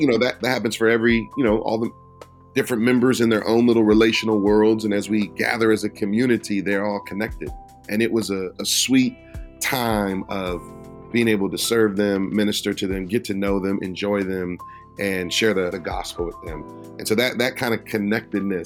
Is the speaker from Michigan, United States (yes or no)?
yes; Detroit, Michigan, United States; also born or lived in Philadelphia; now in Minneapolis, United States; I was born in Detroit, and I was raised in inner city environments.